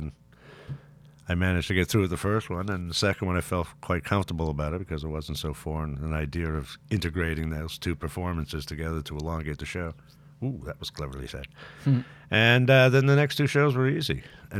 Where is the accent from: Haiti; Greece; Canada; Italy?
Canada; Lovely sentiment, but I'm Canadian.